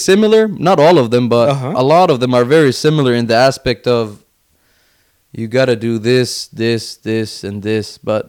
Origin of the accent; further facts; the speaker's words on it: Finland; moved away; I was born and raised in Finland up until 2010.